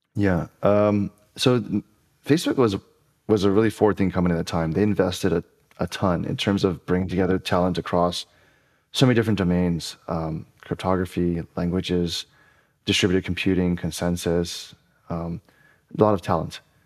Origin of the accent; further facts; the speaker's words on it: Honolulu, Hawaii, United States; moved away as an adult; also born or lived in Evanston, Illinois; I was born and raised in Honolulu, Hawaii